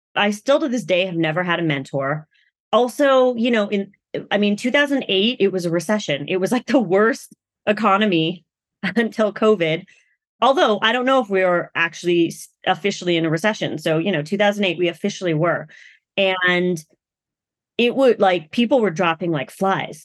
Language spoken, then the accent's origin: English; United States; I'm Asian American, so I'm also a woman of color.